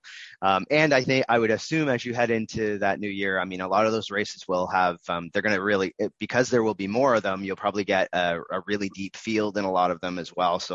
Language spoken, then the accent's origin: English; Canada; we're Canadian